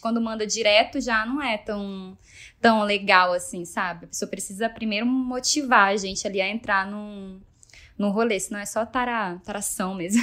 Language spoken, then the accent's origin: Portuguese; Rio Branco, Acre, Brazil; now in São Paulo, Brazil; eu nasci no Acre, nasci na zona rural de Rio Branco